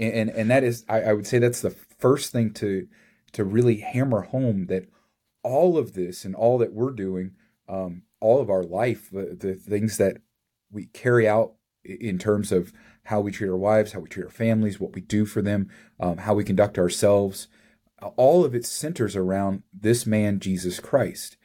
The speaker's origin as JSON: {"language": "English", "region": "Kentucky", "country": "United States", "tie": "born or raised there", "said": "I grew up in Kentucky"}